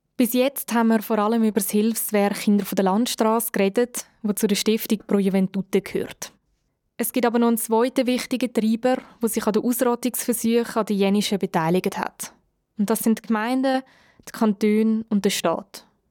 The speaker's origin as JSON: {"language": "German", "country": "Switzerland", "said": "wo auch ich als Schweizerin dazugehöre"}